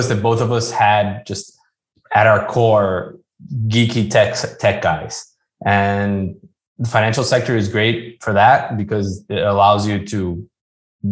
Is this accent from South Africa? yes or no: no; Brazil; moved away as an adult; being born and raised in Brazil